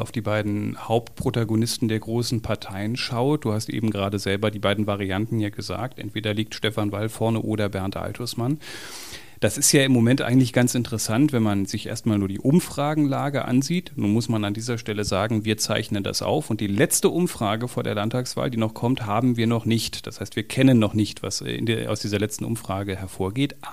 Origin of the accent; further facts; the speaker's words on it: Berlin, Germany; Und auch als Berliner der alle rote Socken Kampagne in Kampagnen in Berlin schon gesehen hat, der von der Linken in Berlin regiert wurde